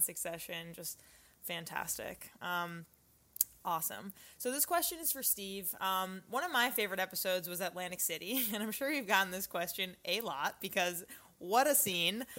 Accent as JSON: {"language": "English", "area": "Long Island", "region": "New York", "country": "United States", "tie": "born or raised there", "said": "I was born on Long Island and was on Long Island like when, you know, 9/11 happened and I just feel like as a New Yorker"}